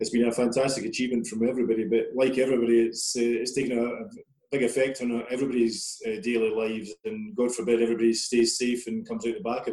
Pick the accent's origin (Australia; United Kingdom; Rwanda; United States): United Kingdom; Edinburgh, Scotland; also born or lived in Loughborough / Wolverhampton / Stoke-on-Trent; I spent most of my sort of school life in just in the outskirts of Edinburgh